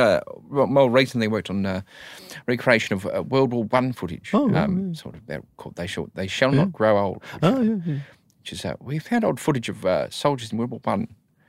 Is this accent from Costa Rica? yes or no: no; New Zealand; as a … fan growing up in New Zealand at the time